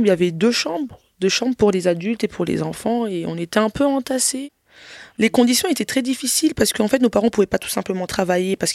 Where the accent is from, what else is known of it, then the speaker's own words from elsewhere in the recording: DR Congo; Mais euh, après, moi, je suis congolaise. La musique congolaise est très réputée dans le monde entier